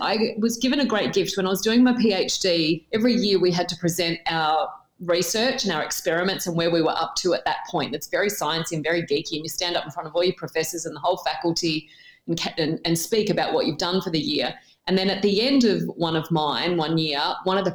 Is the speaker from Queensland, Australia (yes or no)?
no; Tamworth, New South Wales, Australia; moved away as an adult; also born or lived in Newcastle, New South Wales; I grew up in Tamworth in country New South Wales in Australia